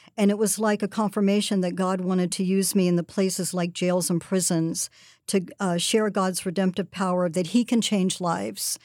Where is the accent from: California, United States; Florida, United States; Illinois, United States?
California, United States; Southern; I worked at a local taco place where I grew up in Southern California